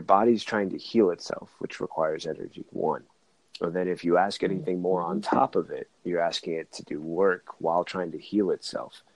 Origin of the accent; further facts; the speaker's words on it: Oakland, California, United States; I'm from California, Oakland side